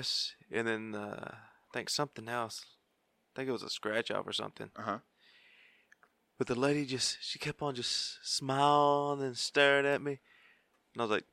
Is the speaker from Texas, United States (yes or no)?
yes; Texas, United States; I'm from Texas.